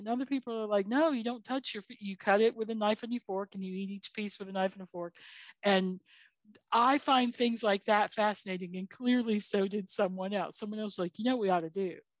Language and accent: English; the South, United States; As a Southerner